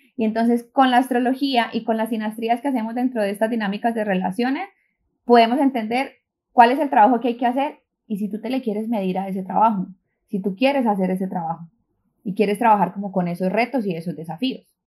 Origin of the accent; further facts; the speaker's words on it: Colombia; moved away as an adult; now in New York, United States; soy de Colombia, llevo ocho años viviendo en New York